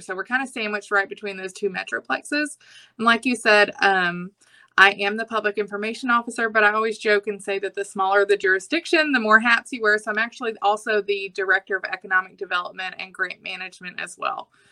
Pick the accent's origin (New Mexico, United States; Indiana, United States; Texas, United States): Texas, United States; Anahuac; also born or lived in Austin, Texas; I'm actually from Chambers County. I like to say that my family is one of the founding members of the county. We've been here since the 1700s. Um, I graduated from Anahuac High School